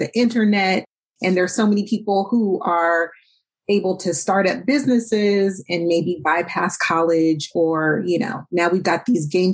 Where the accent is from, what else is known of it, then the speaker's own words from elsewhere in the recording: Oakland, California, United States; I grew up here in Oakland